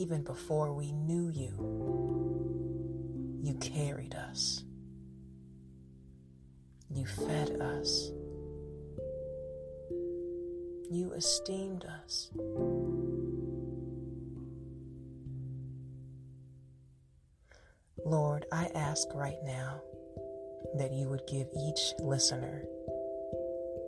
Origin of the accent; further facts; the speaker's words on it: Cincinnati, Ohio, United States; I am from Cincinnati